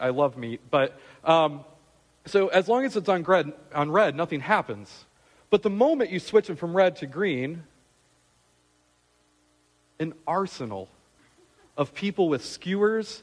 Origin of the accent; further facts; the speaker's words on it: Michigan, United States; moved away; I'm from Michigan.